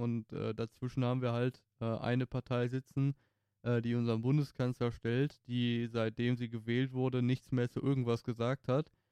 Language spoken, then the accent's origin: German; Germany; mit dem Background, den wir als Deutsche haben